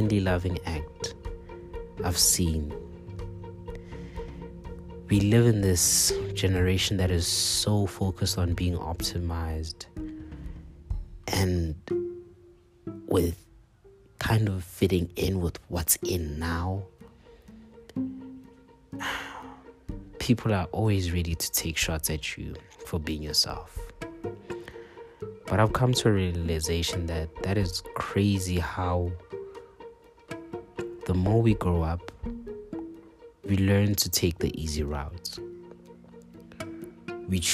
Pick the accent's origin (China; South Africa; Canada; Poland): South Africa; we as South Africans